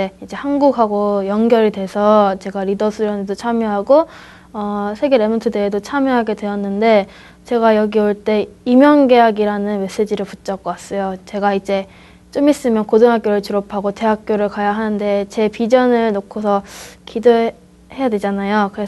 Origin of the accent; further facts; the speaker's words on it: Spain; 저는 아, 스페인에서 왔고요.